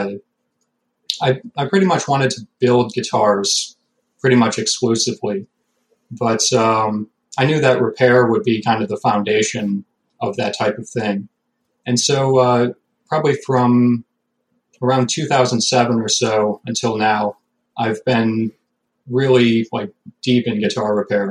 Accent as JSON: {"language": "English", "town": "Binghamton", "region": "New York", "country": "United States", "said": "I'm from Binghamton, New York."}